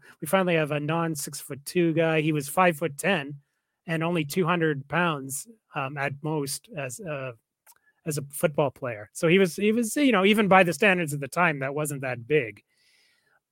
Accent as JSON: {"language": "English", "town": "Calgary", "region": "Alberta", "country": "Canada", "tie": "born or raised there", "said": "my hometown, Calgary"}